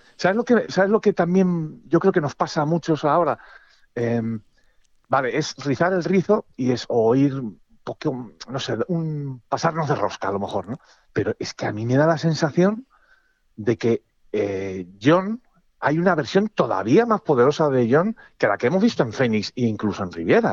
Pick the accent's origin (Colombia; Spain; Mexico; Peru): Spain; Castile; como buen castellano